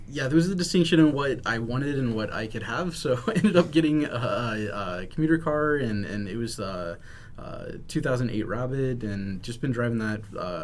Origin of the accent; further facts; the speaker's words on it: Texas, United States; moved away as an adult; now in Washington, United States; So my hometown was wiped out